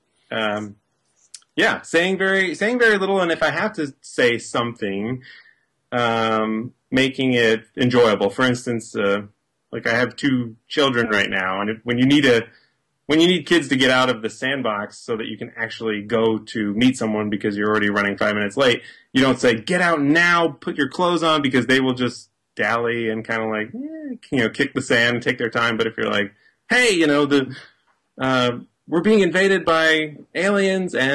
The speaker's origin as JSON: {"language": "English", "region": "Maine", "country": "United States", "moved": "yes", "lives_now": "Los Angeles, United States", "said": "I'm speaking to you from Los Angeles, but I'm from Maine"}